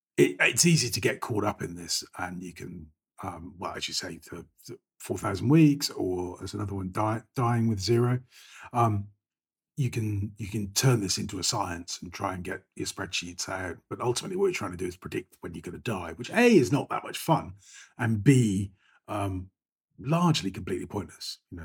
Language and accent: English; United Kingdom; Again, the UK, I grew up in Thatcher's Britain. So the target in life was to buy a house, own your own property.